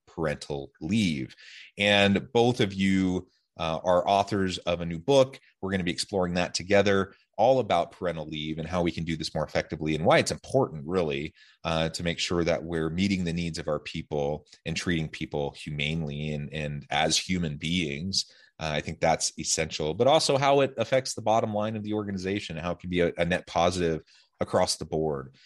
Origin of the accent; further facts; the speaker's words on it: Salem, Oregon, United States; now in Utah, United States; I'm from Salem, Oregon